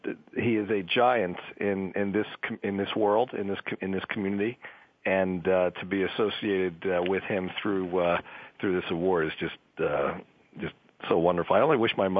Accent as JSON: {"language": "English", "town": "Newark", "region": "Delaware", "country": "United States", "tie": "born or raised there", "said": "my hometown"}